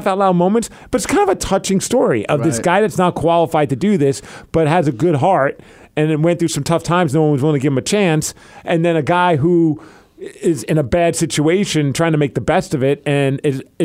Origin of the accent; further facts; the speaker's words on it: New York, United States; now in Seattle, United States; I lived through that whole Gotti thing growing up in New York